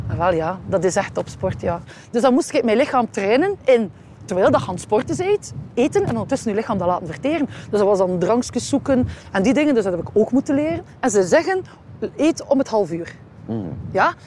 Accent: Ostend, Flanders, Belgium; ik ben hier geboren en getogen in Oostende

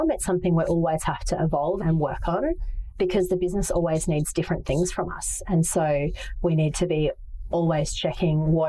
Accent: Manila, Metro Manila, Philippines; I grew up in Asia and Ho Chi Minh City absolutely takes my breath away as a place that is so reflective of what it is to be Vietnamese. I didn't live there. I lived in Manila

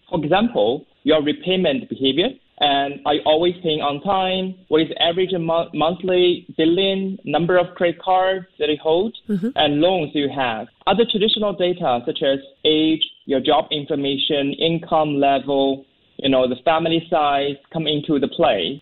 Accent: China; also born or lived in Seattle, United States; now in Singapore; I'm based in Singapore. Originally, I'm from China, but I moved to Singapore.

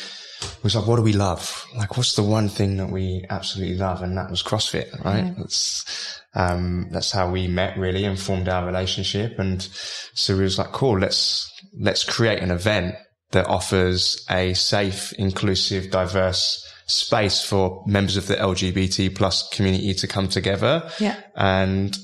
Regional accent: London, United Kingdom; now in Australia; I'm originally from South London in the UK.

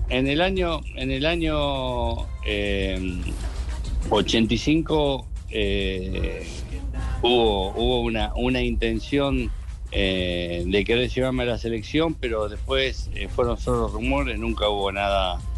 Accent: Colombia; born there; nací en Colombia en la época que mi papá, como decían anteriormente, jugó en Santa Fe.

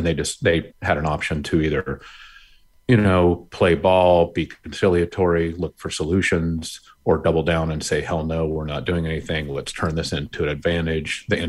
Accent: Montana, United States; We've seen it in Michigan and Kentucky and Virginia, my home state of Montana.

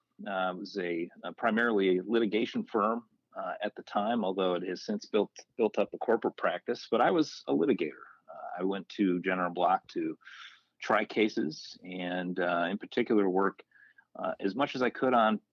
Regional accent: Port Huron, Michigan, United States; John, I grew up on the east side of the state. I was born and raised in the Port Huron area and spent all my life there until I went off to college at Albion College.

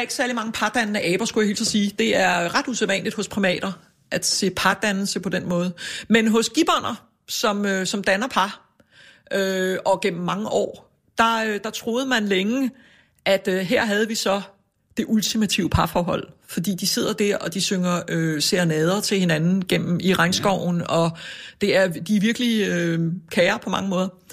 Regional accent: Copenhagen, Capital Region of Denmark, Denmark; jeg er vokset op ude på Amager

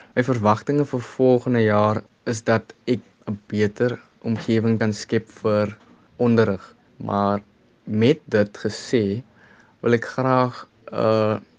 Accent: Kraaifontein, Western Cape, South Africa; ek is van Kraaifontein oorspronklik

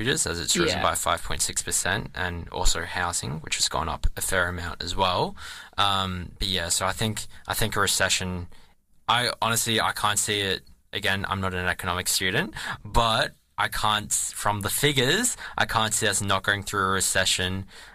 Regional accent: Australia

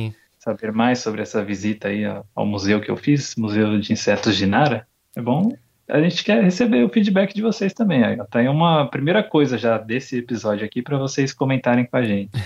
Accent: Brazil; now in Japan; de onde eu vim, no Brasil

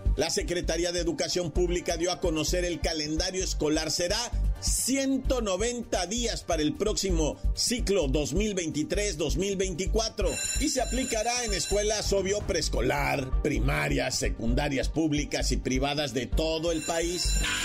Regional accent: Mexico

